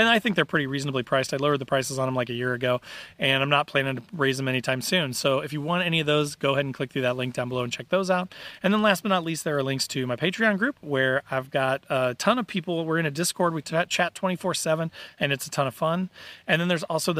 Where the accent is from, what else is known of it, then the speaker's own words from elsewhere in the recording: Indiana, United States; I'm from Indiana, I'm Midwestern